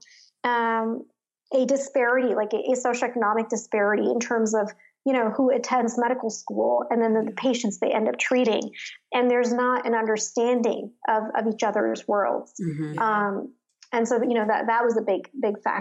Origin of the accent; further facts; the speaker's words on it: Jersey City, New Jersey, United States; also born or lived in Chatham, New Jersey; I grew up in Jersey City, New Jersey, which was, you know, a community of low to middle class immigrants, essentially